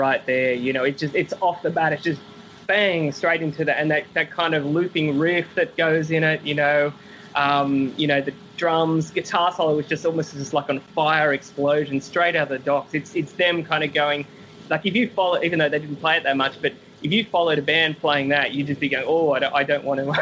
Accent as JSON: {"language": "English", "town": "Sydney", "region": "New South Wales", "country": "Australia", "said": "I'm from Sydney"}